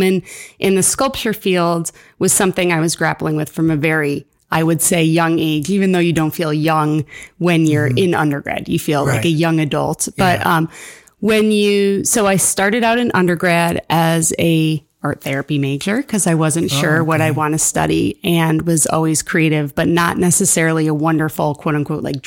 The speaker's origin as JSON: {"language": "English", "town": "Averill Park", "region": "New York", "country": "United States", "tie": "born or raised there", "also_born_or_lived": "Bowling Green, Ohio", "said": "I grew up here in Avril Park."}